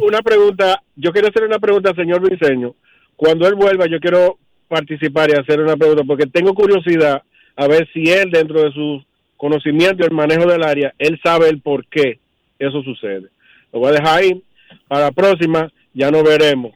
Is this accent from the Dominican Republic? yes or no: yes; Dominican Republic